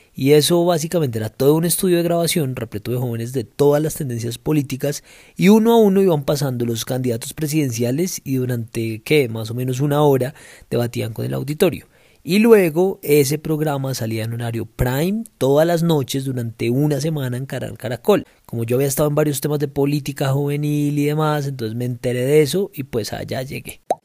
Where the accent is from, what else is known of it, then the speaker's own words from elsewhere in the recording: Bogotá, Colombia; soy bogotano y soy abogado